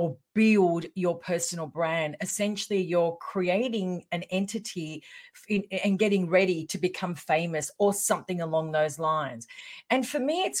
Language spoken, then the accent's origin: English; Melbourne, Victoria, Australia; I'm from Melbourne, Australia, just a little bit further south from Sydney, but we're on the eastern seaboard